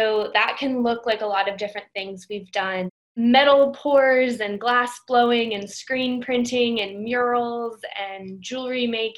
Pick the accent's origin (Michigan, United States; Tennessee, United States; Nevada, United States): Tennessee, United States; Memphis; also born or lived in Boston; I grew up in Memphis